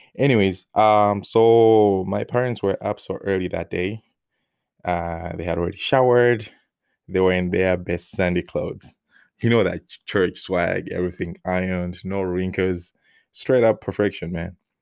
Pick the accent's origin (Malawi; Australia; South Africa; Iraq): Malawi; English is a second language; moved away as an adult; now in United States; before I left Malawi